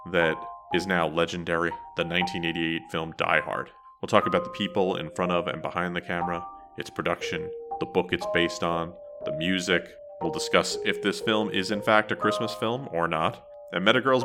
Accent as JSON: {"language": "English", "region": "New Jersey", "country": "United States", "said": "I am from New Jersey"}